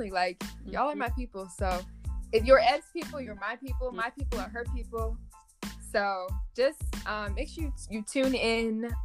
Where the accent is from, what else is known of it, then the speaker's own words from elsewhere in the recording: Cincinnati, Ohio, United States; I'm from Cincinnati, Ohio.